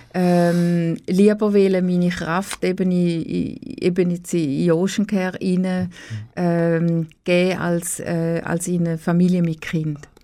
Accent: Oberuzwil, St. Gallen, Switzerland; also born or lived in Niederuzwil; Ich bin in äh, Oberutzwil ähm, aufgewachsen

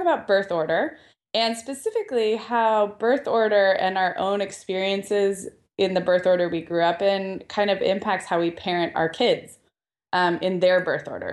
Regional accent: Santa Barbara, California, United States; now in Southern California, United States; we went up to Santa Barbara, my hometown

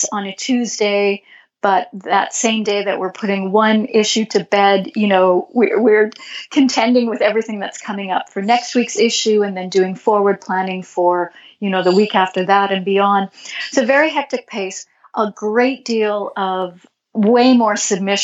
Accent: Canada; I'm Canadian

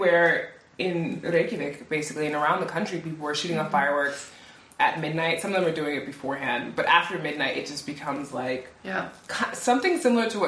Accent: New York, United States; moved away as an adult; now in Iceland; where I grew up in New York

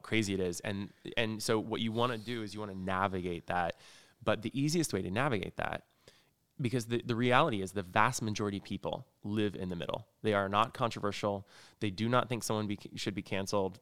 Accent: rural Indiana, United States; now in Los Angeles, United States; I grew up in rural Indiana

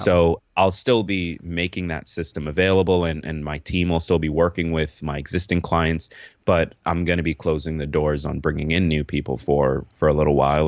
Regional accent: upstate New York, United States; also born or lived in Kingston, Jamaica; now in New York City, United States; I grew up upstate New York

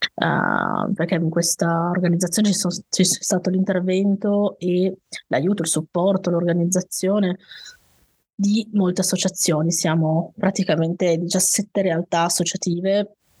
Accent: Turin, a valley near the Piedmont mountains, Italy; also born or lived in Saluzzo; sono di Torino, Uh, sono nata a Torino, vissuto, ho vissuto però mm, in, in, una valle vicino diciamo alle montagne alle nostre

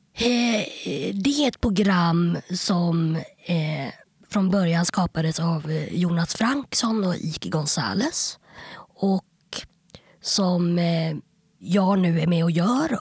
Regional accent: Stockholm, Stockholm County, Sweden; jag är uppväxt på Kungsholmen

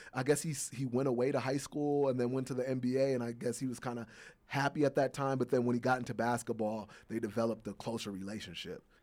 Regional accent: Chicago, Illinois, United States; Chicago, my hometown

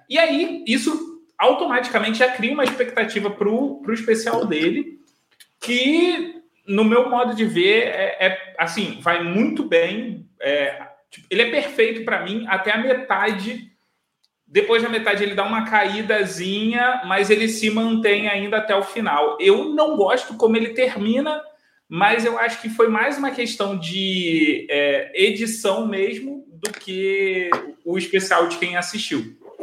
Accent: Rio de Janeiro, Brazil; eu sou de Bangu, e tem a fábrica Bangu

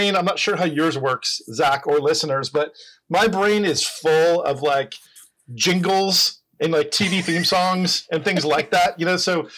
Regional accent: New Jersey, United States; moved away as an adult; also born or lived in California / Florida; I grew up in New Jersey

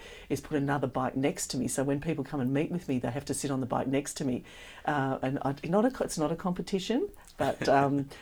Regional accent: Shepparton, Victoria, Australia; the opportunity to grow up in country Victoria in Shepparton

